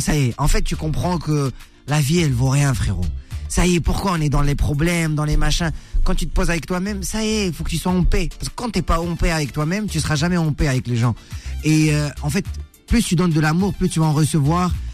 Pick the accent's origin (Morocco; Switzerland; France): Morocco; Chez nous au Maroc